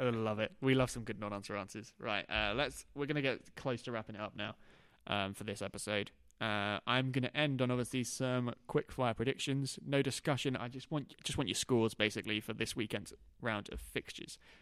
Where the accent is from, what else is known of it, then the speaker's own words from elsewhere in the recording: Norwich, East of England, United Kingdom; we're from Norwich.